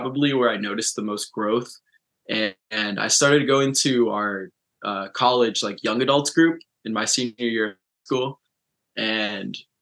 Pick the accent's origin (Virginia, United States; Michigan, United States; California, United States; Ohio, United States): California, United States; Orange County, Southern; I have always lived and I grew up in Southern California. That's Orange County